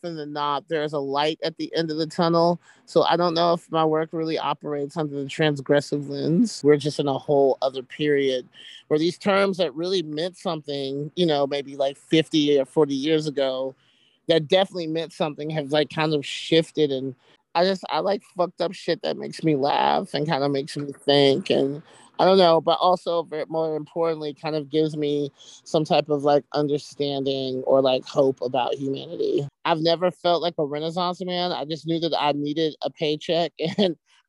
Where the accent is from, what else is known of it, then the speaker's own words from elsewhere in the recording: Alabama, United States; moved away; I'm from Alabama